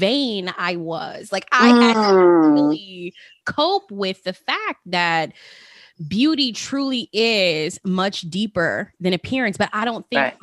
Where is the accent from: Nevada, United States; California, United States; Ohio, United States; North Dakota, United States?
Nevada, United States; Las Vegas; growing up in Las Vegas